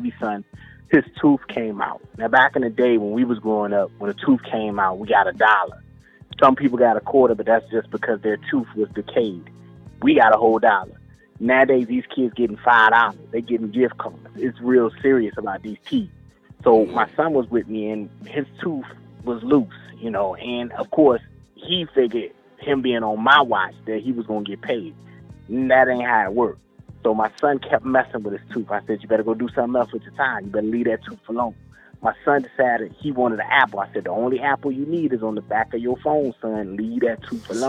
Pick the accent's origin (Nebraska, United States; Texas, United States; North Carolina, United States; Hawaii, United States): North Carolina, United States; Greensboro; now in Maryland, United States; I'm originally from Greensboro, North Carolina